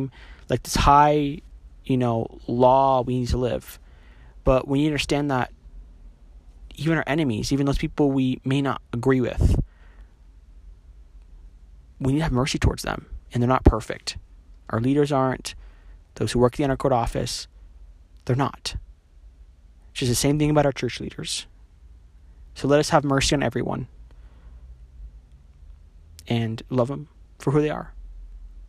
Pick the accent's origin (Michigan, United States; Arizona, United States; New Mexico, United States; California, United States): New Mexico, United States; moved away as an adult; now in Utah, United States; I'm not from Utah. Like I said, my parents are both converts. I'm from New Mexico.